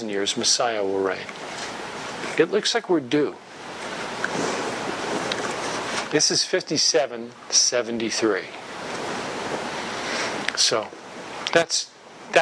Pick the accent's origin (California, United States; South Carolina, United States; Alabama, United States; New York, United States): New York, United States; I'm from New York